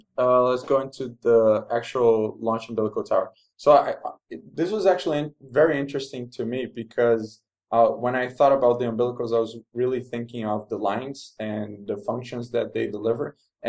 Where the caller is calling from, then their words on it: Rio de Janeiro, Brazil; Maybe it's worth mentioning also that I'm recording from Rio de Janeiro in Brazil.